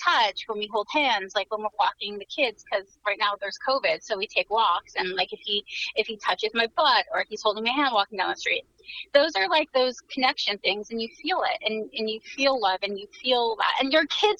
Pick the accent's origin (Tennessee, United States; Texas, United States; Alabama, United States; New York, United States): New York, United States; I was born in New York.